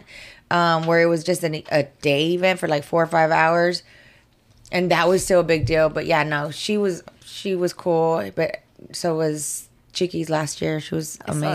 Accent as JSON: {"language": "English", "area": "the Valley", "region": "Texas", "country": "United States", "moved": "as an adult", "lives_now": "Houston, United States", "said": "I'm from the Valley"}